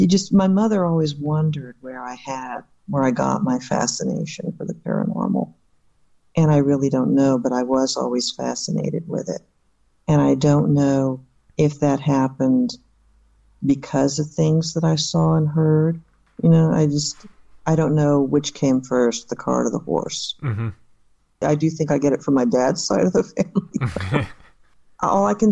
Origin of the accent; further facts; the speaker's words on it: Sanford, Florida, United States; also born or lived in Jacksonville, Florida; I was born in Jacksonville. My father was in the Navy, so I was born in Florida. I do remember, and I was very young, because we moved to Sanford, Florida, and we left there in 1968.